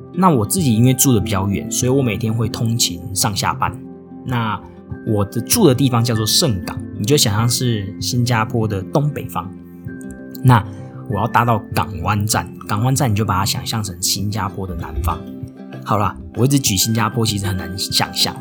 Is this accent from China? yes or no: no; Tainan, Taiwan; moved away as an adult; also born or lived in Japan; now in Singapore; 我也是只有在台湾出生长大